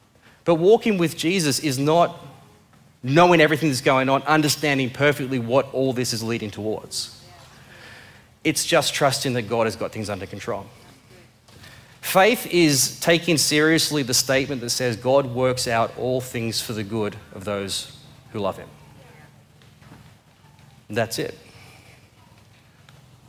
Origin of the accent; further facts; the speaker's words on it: Blue Mountains, New South Wales, Australia; I came from the Blue Mountains